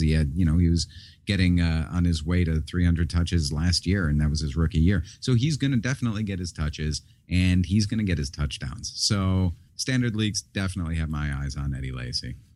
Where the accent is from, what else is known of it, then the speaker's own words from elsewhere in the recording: Chicago, Illinois, United States; being a Chicagoan